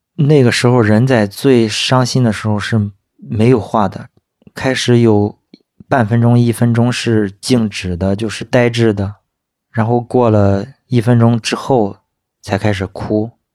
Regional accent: Shandong, China; 今年三十一岁，我来自山东的一个三线小城市

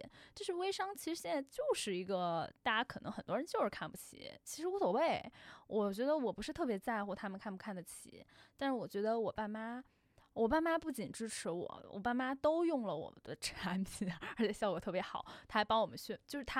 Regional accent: Beijing, China; 还有就是因为我是北京人，就我在北京创业，我总有一种没离开家我还是小孩的状态，所以呢，我不想在北京创业。

